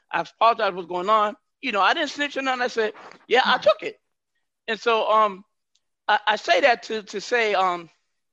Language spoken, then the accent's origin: English; Northwest, United States; I'm from the Northwest